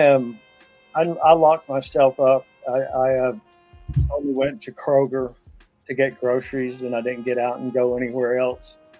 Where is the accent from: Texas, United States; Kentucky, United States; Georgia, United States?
Kentucky, United States; Pikeville; my hometown of Pikeville, Kentucky